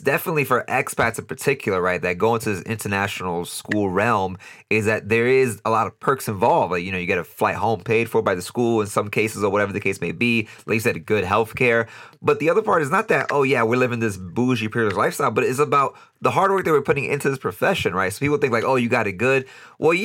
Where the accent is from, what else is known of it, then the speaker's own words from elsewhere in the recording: New York City, New York, United States; moved away as an adult; now in Costa Rica; I'm born and raised in New York City